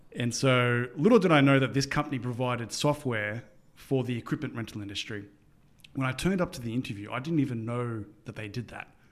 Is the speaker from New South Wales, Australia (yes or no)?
yes; Sydney, New South Wales, Australia; growing up in Sydney, Australia